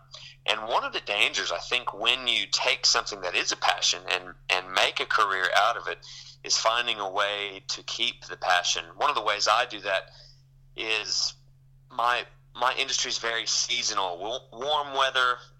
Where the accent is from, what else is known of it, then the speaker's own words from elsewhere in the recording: Texas, United States; moved away as an adult; now in Australia; I grew up in Texas